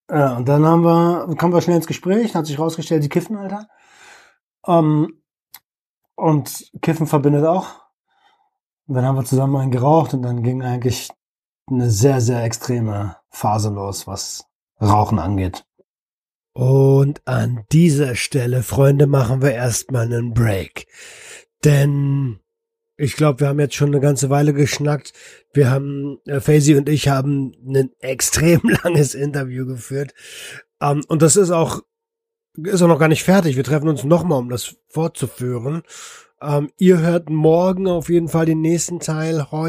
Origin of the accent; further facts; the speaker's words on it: Berlin, Germany; ich komme aus Berlin, wohne jetzt hier und so.